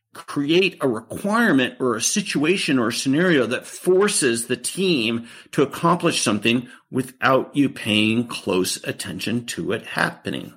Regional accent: Beaverton, Oregon, United States; I grew up in Beaverton, Oregon

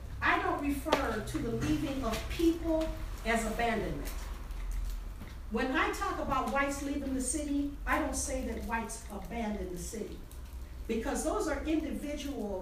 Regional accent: Highland Park, Michigan, United States; also born or lived in Detroit, Michigan; my dad bought my mom a house in Highland Park, Michigan, and that's where I was raised after I was a toddler

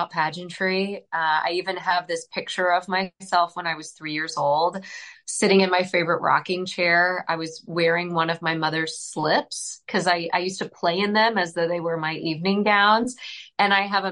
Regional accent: Southern Indiana, United States; I'm originally from Southern Indiana. I grew up on a dairy farm

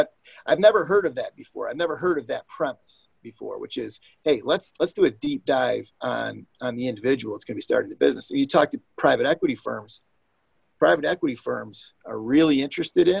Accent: Detroit, Michigan, United States; my hometown here

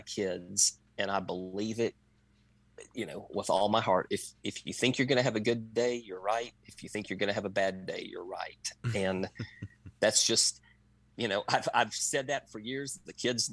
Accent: Gulf Park, Tennessee, United States; I grew up in Gulf Park. And I remember we were zoned for Farragut

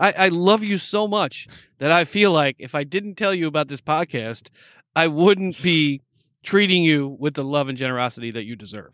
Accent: East Coast, United States; Growing up on the East Coast

